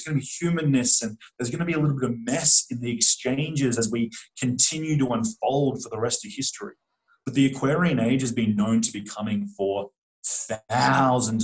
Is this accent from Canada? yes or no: no; Australia; I grew up in Australia, and we literally get taught a false history of Australia in mainstream schooling